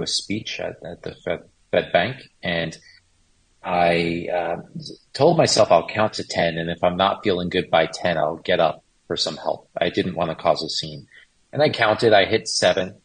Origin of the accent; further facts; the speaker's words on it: Manhasset, New York, United States; moved away as an adult; now in Florida, United States; Grew up in Long Island, went to college in New York City, lived in Manhattan for 18 years